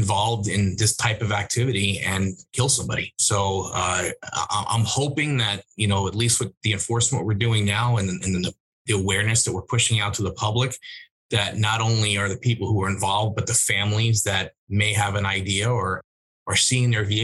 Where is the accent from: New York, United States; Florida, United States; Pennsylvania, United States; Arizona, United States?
New York, United States; moved away; I'm from New York originally